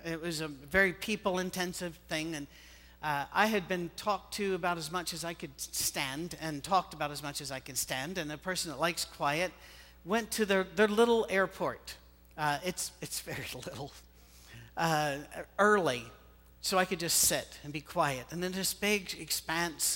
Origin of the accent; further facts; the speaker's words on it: Scotland, United Kingdom; moved away as an adult; also born or lived in Ohio; now in United States; In my country, well, this is my country, but you know what I mean. Back in Scotland, we don't hunt